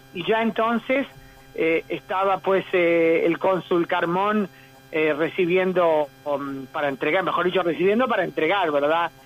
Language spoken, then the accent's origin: Spanish; Uruguay; now in Israel; judía uruguaya, también ciudadana israelí